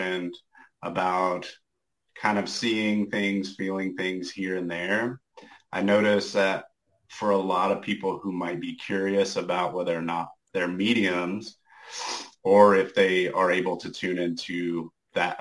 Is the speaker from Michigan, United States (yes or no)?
no; Austin, Texas, United States; I am also from Austin, Texas